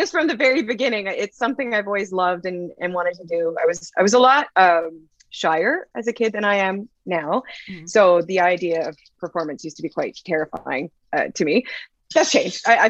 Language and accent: English; Nanaimo, British Columbia, Canada; I'm from Nanaimo